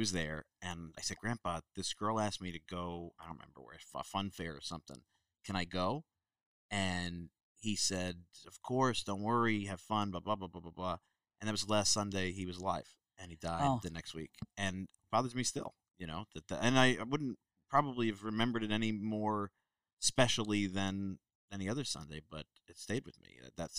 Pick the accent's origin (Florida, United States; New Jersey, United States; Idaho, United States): New Jersey, United States; Chatham; also born or lived in Brooklyn, New York; We moved from Brooklyn to an Irish town in New Jersey when I was a little kid called Chatham.